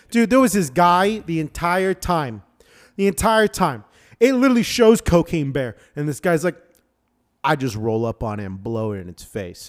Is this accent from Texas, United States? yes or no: no; Florida, United States; also born or lived in Michigan; now in Washington, United States; I'm from Freedom Land